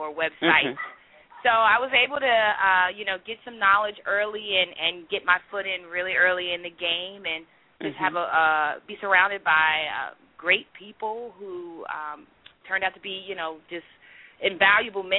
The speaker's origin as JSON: {"language": "English", "town": "New Rochelle", "region": "New York", "country": "United States", "tie": "born or raised there", "said": "I'm originally from New Rochelle, New York"}